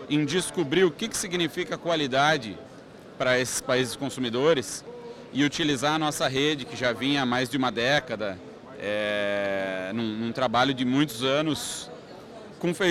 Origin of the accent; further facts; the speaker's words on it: Canarana, Mato Grosso, Brazil; lá na minha cidade, Canarana, no Mato Grosso, lá no Vale do Araguaia